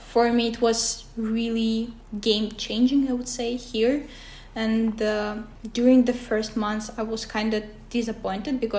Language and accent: English; Kyrgyzstan; first language Russian; English is a second language; now in Kouvola, Finland; originally, I'm from Kyrgyzstan, but I'm not Kyrgyz. It's really funny thing. And my uh, mother tongue is Russian, so I don't speak Kyrgyz as well.